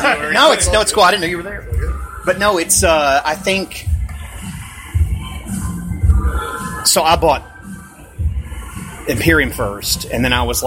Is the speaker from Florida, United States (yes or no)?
yes; Florida, United States; I grew up in Florida